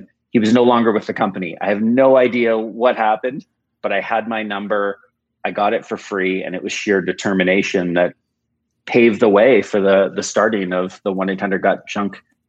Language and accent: English; United States; born there; I was born in the United States.